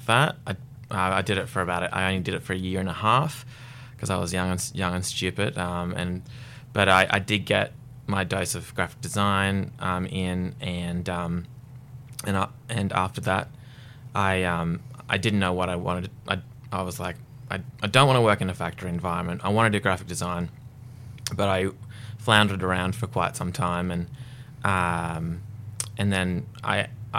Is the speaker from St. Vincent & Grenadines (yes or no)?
no; Redcliffe, Queensland, Australia; also born or lived in Ballarat, Victoria; I was born in Ballarat and I came up to Redcliffe when I was about 11 years old. And we basically grew up out the back of Redcliffe.